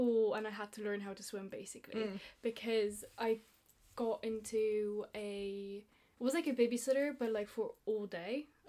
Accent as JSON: {"language": "English", "town": "Munich", "region": "Bavaria", "country": "Germany", "tie": "born or raised there", "also_born_or_lived": "Italy", "first_language": "Italian", "second_language": "English", "moved": "yes", "said": "I was born into a family of an Italian mum and a Hungarian dad. Then my parents decided to move to Germany, which is where I grew up since I was 2.5, and in Munich. And I went to an international school."}